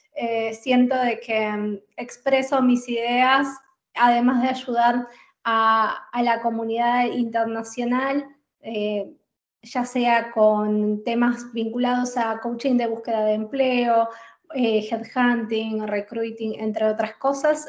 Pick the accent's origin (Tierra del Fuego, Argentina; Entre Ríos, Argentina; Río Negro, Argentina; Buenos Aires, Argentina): Buenos Aires, Argentina; moved away as an adult; also born or lived in Spain; now in Netherlands; soy de Buenos Aires, de Argentina